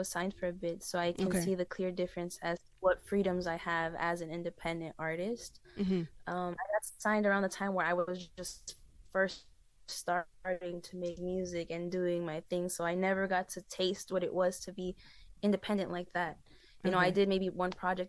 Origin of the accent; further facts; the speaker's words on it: New York City, New York, United States; I'm from Corona, Queens, New York.